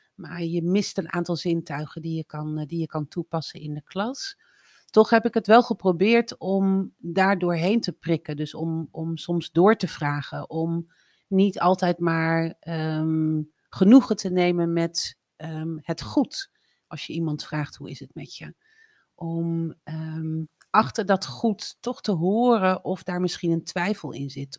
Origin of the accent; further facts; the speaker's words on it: Drenthe, Netherlands; moved away as an adult; also born or lived in Breda; opgegroeid in Drenthe, op het platteland, op mijn 18e verhuisd naar Breda